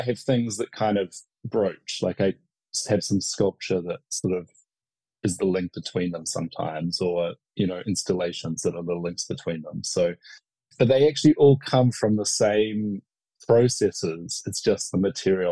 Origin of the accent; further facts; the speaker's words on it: New Zealand; myself as a New Zealander